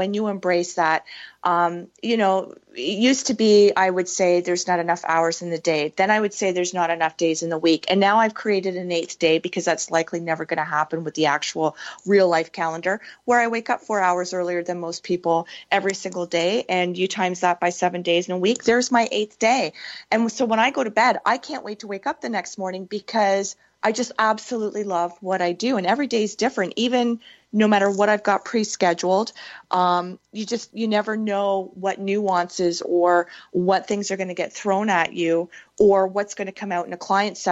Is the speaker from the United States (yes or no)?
no; Canada; I'm Canadian.